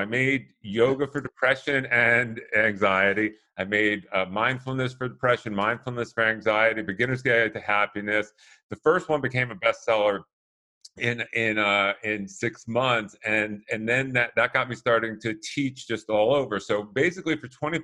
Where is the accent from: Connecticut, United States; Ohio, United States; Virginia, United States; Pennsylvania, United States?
Connecticut, United States; moved away as an adult; also born or lived in Bronx, New York City; now in Santa Monica, United States; My parents escaped to Connecticut, so I grew up in the suburbs for 18 years